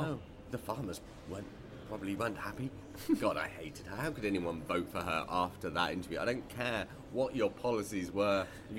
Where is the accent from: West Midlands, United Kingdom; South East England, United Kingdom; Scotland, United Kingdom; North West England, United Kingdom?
South East England, United Kingdom; Milton Keynes; also born or lived in Preston; I grew up in Milton Keynes. I went to university in Preston.